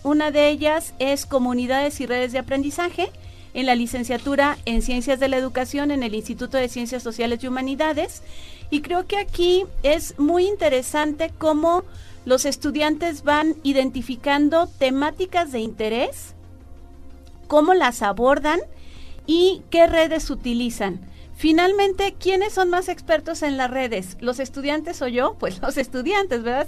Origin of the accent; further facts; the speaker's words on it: San Luis Potosí, Mexico; moved away as an adult; also born or lived in Guadalajara / Guanajuato; now in Hidalgo, Mexico; Yo nací en Guadalajara, eh, crecí en San Luis Potosí.